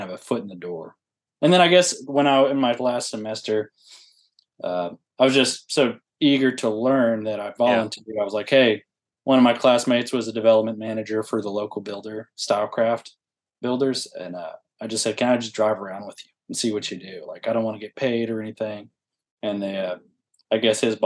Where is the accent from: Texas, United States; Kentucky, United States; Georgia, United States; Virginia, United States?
Texas, United States; Huntsville; I'm from Huntsville, Texas, not Alabama